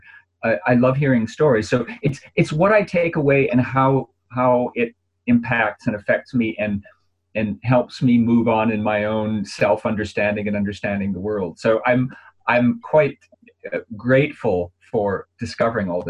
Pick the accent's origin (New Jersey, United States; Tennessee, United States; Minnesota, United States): Minnesota, United States; Minneapolis; moved away; I've got family there and I'm from Minneapolis